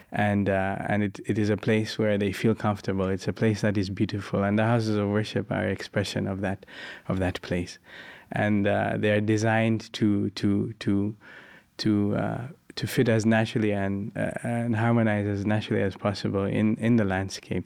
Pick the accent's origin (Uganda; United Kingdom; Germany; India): Uganda; from Uganda, and I live uh, near a house of worship